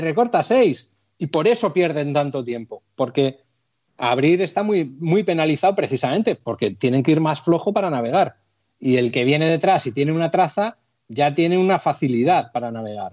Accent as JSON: {"language": "Spanish", "town": "Santoña", "region": "Cantabria", "country": "Spain", "tie": "born or raised there", "said": "el ayuntamiento de Santoña, de mi pueblo"}